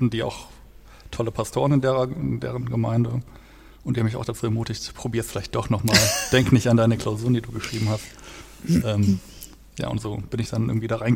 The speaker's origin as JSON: {"language": "German", "town": "Detmold", "region": "North Rhine-Westphalia", "country": "Germany", "tie": "born or raised there", "said": "den habe ich auch in der Kirchengemeinde gemacht, in meiner Heimatstadt, wo ich herkomme, in Detmold."}